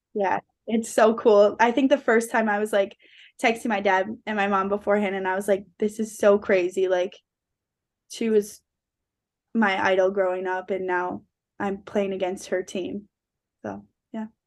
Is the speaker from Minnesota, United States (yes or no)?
yes; Forest Lake, Minnesota, United States; growing up in Forest Lake, my dad, he's, like, my best friend